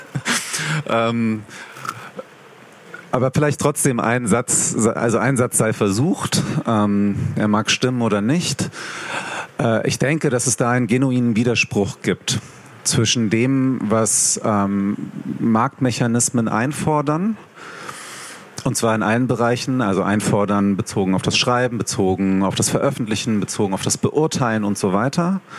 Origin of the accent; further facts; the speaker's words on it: Hanover, Lower Saxony, Germany; Ich komme ja aus Hannover, in Hannover Veranstaltungen organisiert habe.